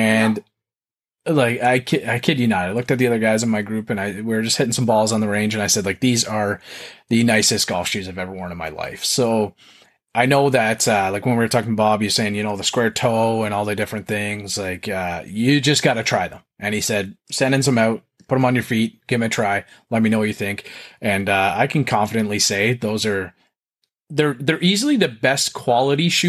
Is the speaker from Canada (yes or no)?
yes; Canada; accent: Canadian; my Canadian accent